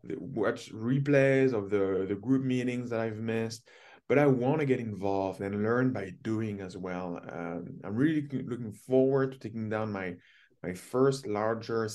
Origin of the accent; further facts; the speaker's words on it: France; also born or lived in Toronto; now in Ontario, Canada; I grew up with in Europe, in France